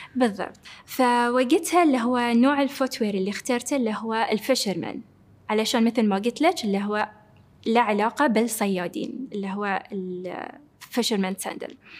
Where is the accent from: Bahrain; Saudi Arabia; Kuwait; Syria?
Bahrain; moved away; كوني أول بحرينية موجودة عندهم في الفريق